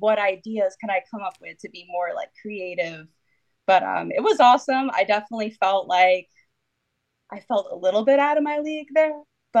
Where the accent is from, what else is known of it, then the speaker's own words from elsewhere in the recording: Connecticut, United States; So I'm from Connecticut. And for those of you that don't know, it's basically a tiny little state in between New York and Massachusetts.